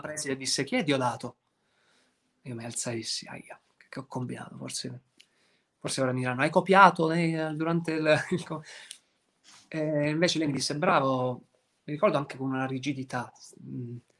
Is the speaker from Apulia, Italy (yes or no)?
yes; Apulia, Italy; da pugliese